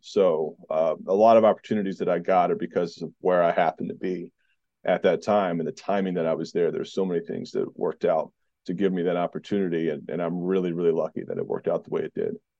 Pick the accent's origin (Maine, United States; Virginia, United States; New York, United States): Virginia, United States; Southeast; also born or lived in North Carolina / Georgia; I grew up in Southeast Virginia for the most part